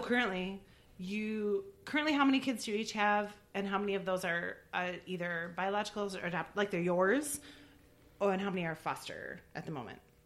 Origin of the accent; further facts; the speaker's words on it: Milwaukee, Wisconsin, United States; I grew up in Milwaukee